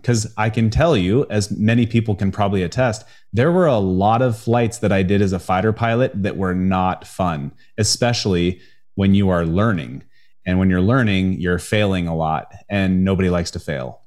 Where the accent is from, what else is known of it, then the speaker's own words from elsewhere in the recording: Spokane, Washington, United States; I grew up in the Pacific Northwest in the U S A. uh, in, in, uh, Spokane, Washington